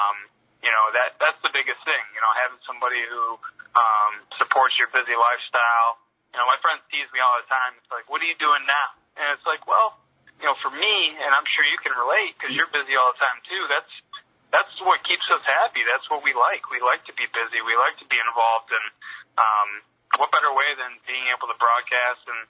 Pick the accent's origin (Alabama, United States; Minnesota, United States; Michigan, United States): Michigan, United States; Monroe; also born or lived in Toledo, Ohio; I grew up in Monroe, Michigan, which is 20 minutes north of Toledo, and I was actually born in Toledo, Ohio